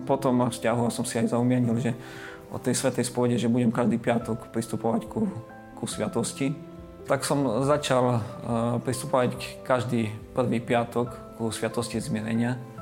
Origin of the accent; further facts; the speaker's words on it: Slovakia; also born or lived in Australia; doma na Slovensku